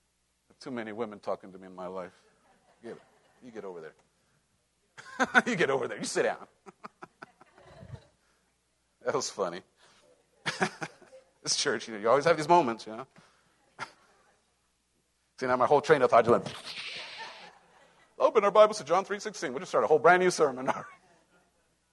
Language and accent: English; Cholula, Puebla, Mexico; moved away; That's where I grew up. That's my hometown